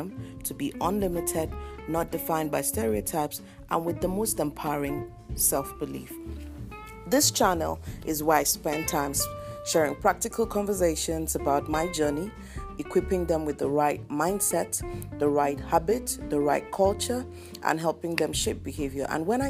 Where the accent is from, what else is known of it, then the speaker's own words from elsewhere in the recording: Nigeria; I am from Nigeria. I have two daughters